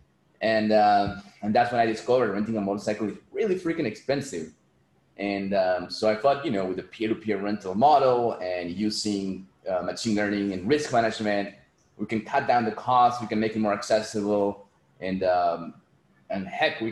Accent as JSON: {"language": "English", "country": "Peru", "tie": "born or raised there", "said": "growing up in Peru, you see a lot of people in poverty"}